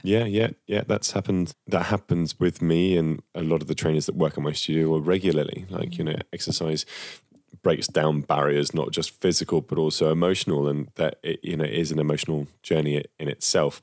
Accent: United Kingdom; as Brits, right? As British men and women

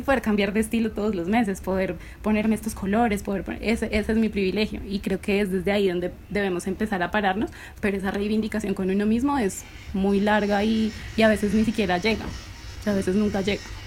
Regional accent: Bogotá, Colombia; yo soy eh, de Bogotá

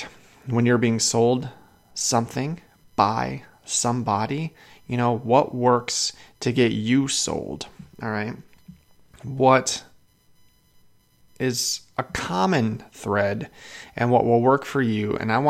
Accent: Chicago, Illinois, United States; also born or lived in Washington State; now in Idaho, United States; I lived in Washington State. I live in Idaho. I'm from Chicago.

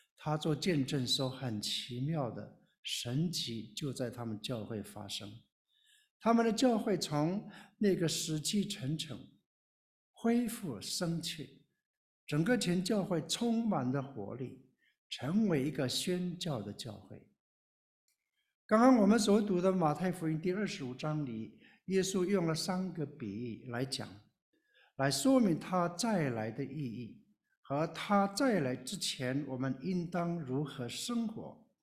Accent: Taiwan; moved away as an adult; also born or lived in Taipei; now in Baltimore, United States; 我是从台湾来的少数民族，我是布农族

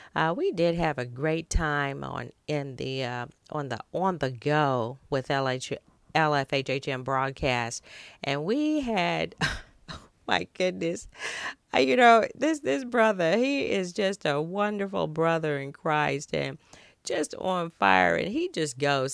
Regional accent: United States; our native land, uh, the great United States of America

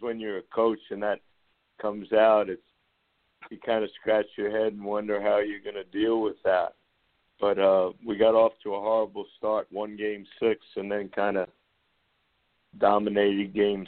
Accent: Long Beach, New York, United States; growing up in Long Beach

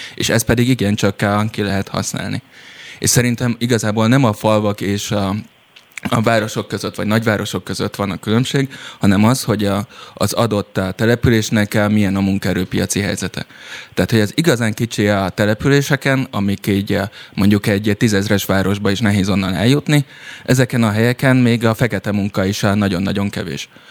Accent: Szilvágy, Zala, Hungary; Szilvágyon, ahol felnőttem

